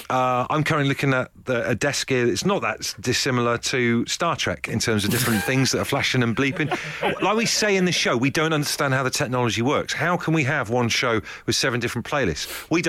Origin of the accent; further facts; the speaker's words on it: Devon, South West England, United Kingdom; You probably find I'm from Devon.